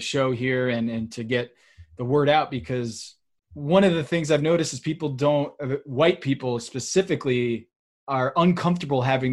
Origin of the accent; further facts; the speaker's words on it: Connecticut, United States; I come from Connecticut, where New Haven pizza reigns supreme